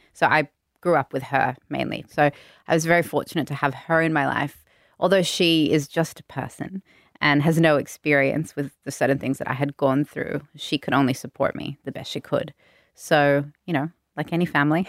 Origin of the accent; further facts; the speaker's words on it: Sydney, New South Wales, Australia; Bondi born, true Bondi local, one of the few left